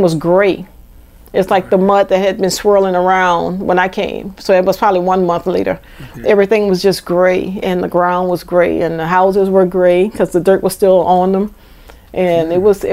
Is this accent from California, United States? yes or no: no; New Orleans, Louisiana, United States; also born or lived in Georgia; I'm from New Orleans. I've lived in different areas of New Orleans